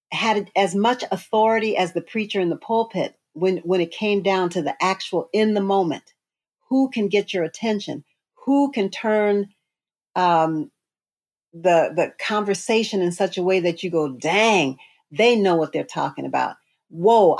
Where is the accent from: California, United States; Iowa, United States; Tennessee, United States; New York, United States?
California, United States; San Francisco; I was born in Western Addition, San Francisco